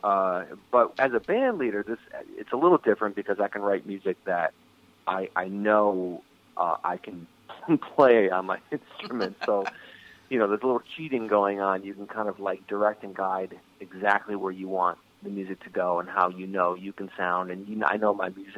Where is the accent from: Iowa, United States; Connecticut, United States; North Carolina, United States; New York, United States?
New York, United States; Rochester; I was born and raised in Rochester, New York, Western New York